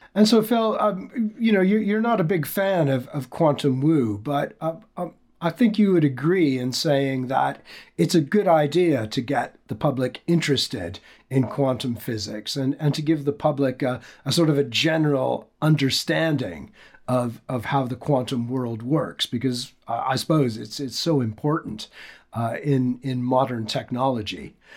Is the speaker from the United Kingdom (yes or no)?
no; Canada; as a Canadian who grew up in the 1970s